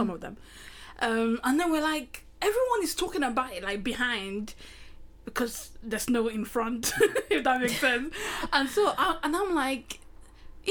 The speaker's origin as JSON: {"language": "English", "country": "Nigeria", "moved": "yes", "said": "I'm originally Nigerian, Africa"}